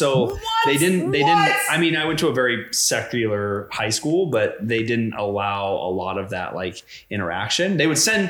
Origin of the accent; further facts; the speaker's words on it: Indiana, United States; I grew up, my best friend growing up in Indiana was homeschooled